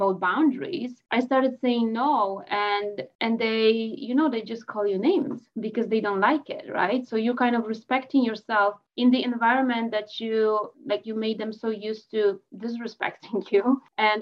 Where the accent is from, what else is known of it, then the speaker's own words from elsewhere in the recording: Poland; now in Canada; I'm in Canada, I'm Polish, I was born in Poland, I came to Canada in 2006.